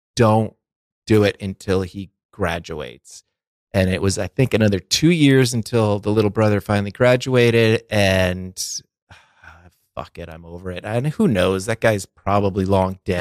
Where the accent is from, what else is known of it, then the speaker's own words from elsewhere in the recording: twenty miles from Boston, Massachusetts, United States; my hometown is only twenty miles from Boston